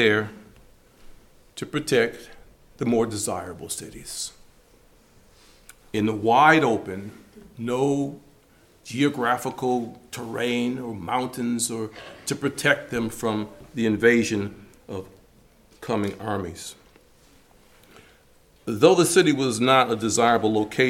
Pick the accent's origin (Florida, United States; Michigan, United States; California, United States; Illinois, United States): Michigan, United States; Growing up in Michigan